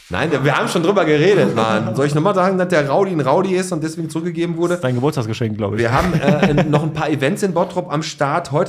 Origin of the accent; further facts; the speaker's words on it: Poland; Und ich komme ja aus Polen wir auch schon.